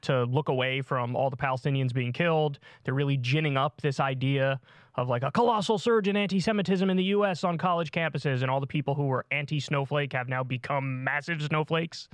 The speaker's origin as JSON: {"language": "English", "region": "New York", "country": "United States", "tie": "born or raised there", "said": "my home state, New York"}